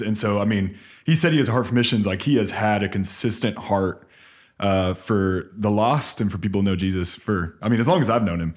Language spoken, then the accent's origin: English; San Antonio, Texas, United States; my parents moved to San Antonio, I claim San Antonio as my hometown